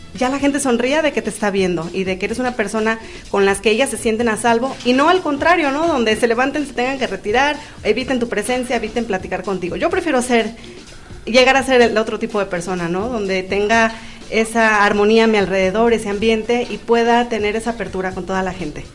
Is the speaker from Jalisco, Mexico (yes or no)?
no; Veracruz, Mexico; moved away; De Veracruz